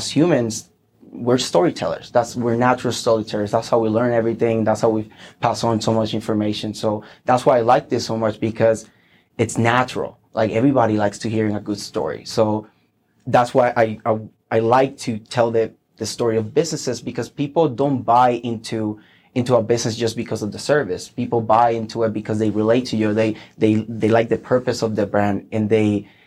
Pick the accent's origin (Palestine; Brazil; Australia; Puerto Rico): Puerto Rico; English is a second language; moved away as an adult; I'm originally from Puerto Rico, and I got recruited with the Air Force, and that's how I came here. I became completely bilingual